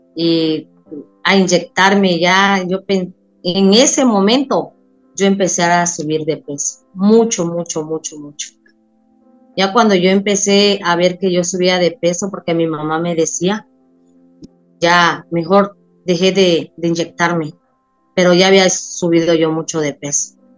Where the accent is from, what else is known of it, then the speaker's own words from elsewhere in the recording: Tabasco, Mexico; moved away as an adult; now in Cozumel, Mexico; No, yo me vine a vivir a Cozumel. Yo soy de Tabasco, pero vine a, a, Cozumel y aquí tengo 20 años de estar